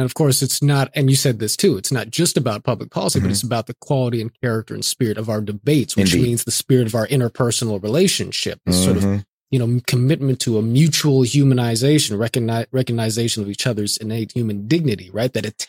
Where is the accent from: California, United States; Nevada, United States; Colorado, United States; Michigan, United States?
California, United States; Inglewood; born there; because I'm a Black man, right? And I was born in Inglewood, family in South LA and so forth.